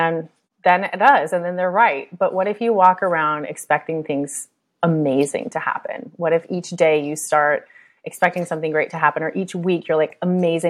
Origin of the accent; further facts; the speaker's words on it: United States; I'm American